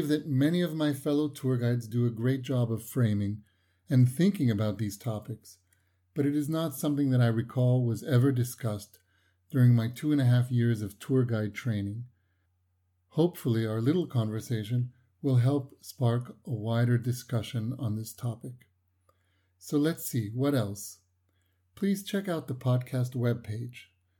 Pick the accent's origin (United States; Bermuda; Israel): Israel; Haifa, Haifa District; my hometown of Haifa